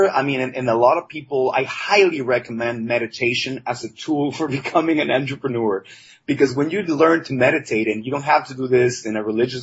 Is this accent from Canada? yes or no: no; Mexico; I was raised in Mexico